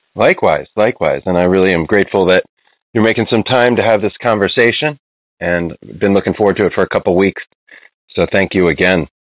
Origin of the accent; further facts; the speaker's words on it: Cherry Hill, New Jersey, United States; moved away as an adult; also born or lived in Margate, New Jersey / Philadelphia, Pennsylvania; now in Oakland, United States; I'm from New Jersey myself originally. Uh, spent most of my childhood in Cherry Hill and Margate, and then uh, spent most of my 20s in Philadelphia.